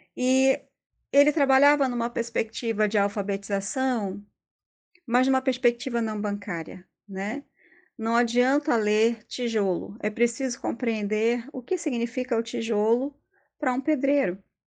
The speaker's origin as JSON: {"language": "Portuguese", "region": "Rio de Janeiro", "country": "Brazil", "moved": "as an adult", "lives_now": "Pernambuco, Brazil", "said": "eu sou do Rio de Janeiro, mas moro aqui em Pernambuco já faz bastante tempo"}